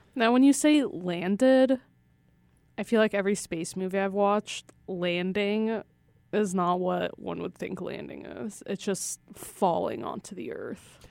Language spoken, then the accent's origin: English; Russia; I'm from Russia